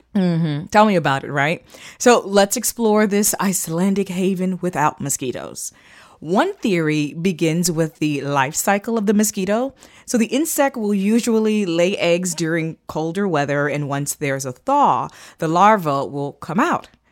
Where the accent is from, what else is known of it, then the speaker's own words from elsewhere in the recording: Florida, United States; I grew up in Florida